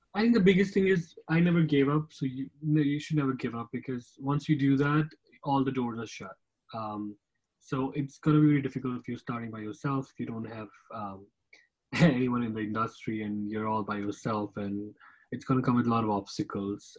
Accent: Jammu and Kashmir, India; moved away; I also worked in my hometown, Kashmir

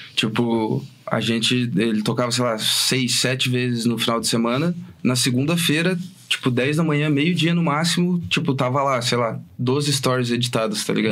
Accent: Fazendinha, Paraná, Brazil; Eu sou do Fazendinha

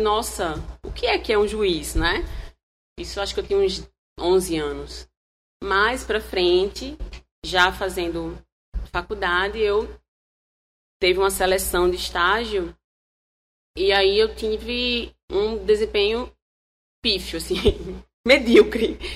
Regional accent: Palmeira dos Índios, Alagoas, Brazil; Eu sou do interior, sou de Palmeira

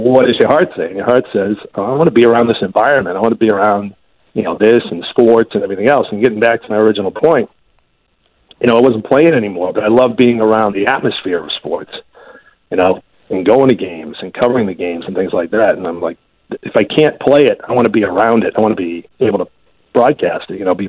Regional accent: Winchester, Massachusetts, United States; I had also done some cable work back in my hometown of Winchester

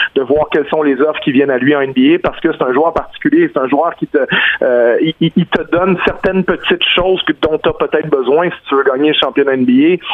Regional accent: Quebec, Canada; on est des Québécois

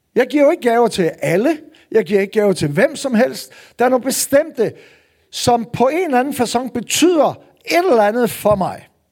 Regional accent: North Jutland, North Denmark Region, Denmark; nu er jeg jo nordjyde

